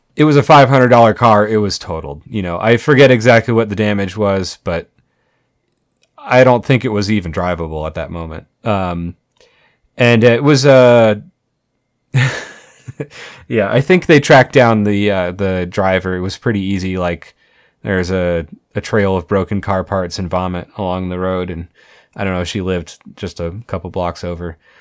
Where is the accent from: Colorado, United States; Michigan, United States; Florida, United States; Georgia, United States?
Colorado, United States; Colorado Springs; I grew up in Colorado Springs